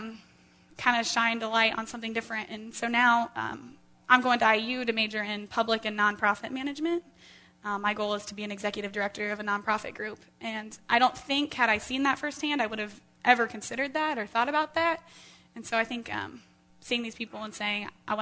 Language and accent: English; Carmel, Indiana, United States